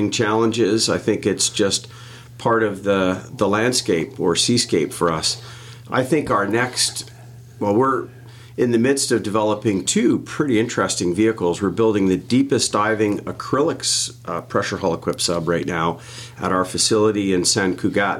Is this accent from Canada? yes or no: yes; Ottawa, Ontario, Canada; also born or lived in Barbados; I was born and raised in Ottawa, Ontario, Canada, about as far away from the ocean as you can get